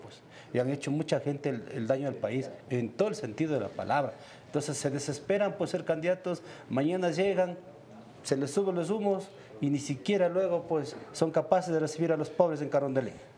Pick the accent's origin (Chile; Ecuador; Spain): Ecuador; como ecuatoriano